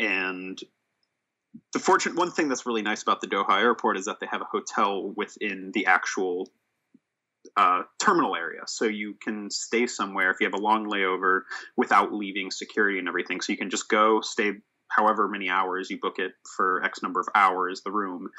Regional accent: Sweden; born there; I was born in Sweden for a background there.

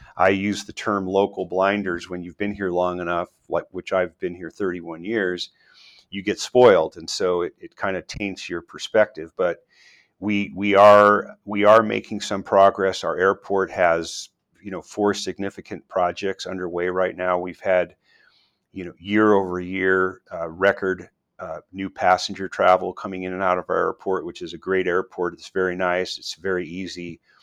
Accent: northeast New Mexico, United States; also born or lived in San Diego, California; now in Boise, United States; I grew up in a small town in northeast New Mexico

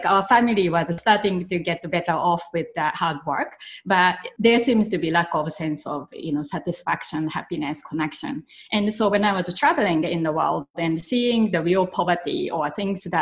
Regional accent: Japan; moved away as an adult; when I was growing up in Japan, I used to help in my grandparents' family business

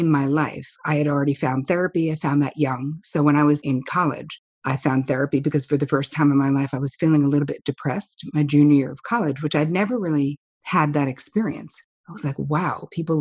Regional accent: New Jersey, United States; now in New York, United States; I am from New Jersey

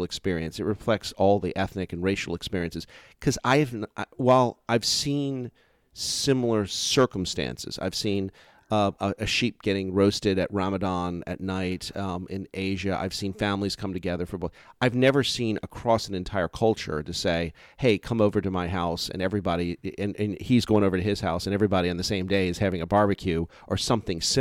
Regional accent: New Orleans, Louisiana, United States; my hometown of New Orleans

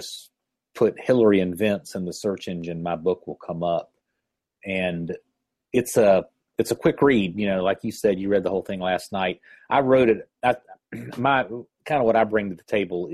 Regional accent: Chattanooga, Tennessee, United States; my hometown, Chattanooga, Tennessee

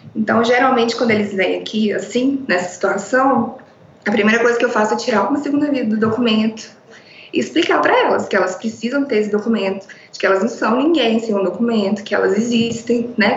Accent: João Monlevade, Minas Gerais, Brazil; sou de João Molevade, interior de Minas

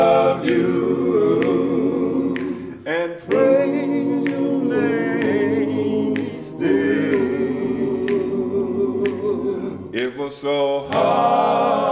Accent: Mississippi, United States; now in Hampton, United States; I'm originally from Mississippi, but I've been here since 84 in Hampton, Virginia.

